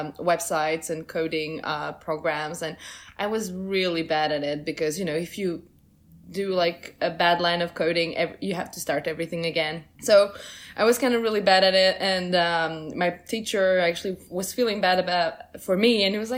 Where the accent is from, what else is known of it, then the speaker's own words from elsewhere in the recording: Switzerland; English is a second language; also born or lived in Portugal; now in New York City, United States; I was born in Portugal and moved to Switzerland when I was 4 years old.